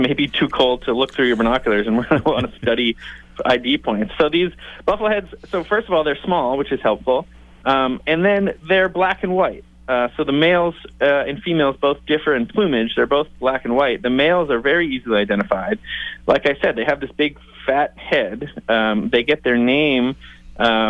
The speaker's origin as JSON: {"language": "English", "region": "New England", "country": "United States", "tie": "born or raised there", "moved": "yes", "lives_now": "Washington, D.C., United States", "said": "I grew up in New England"}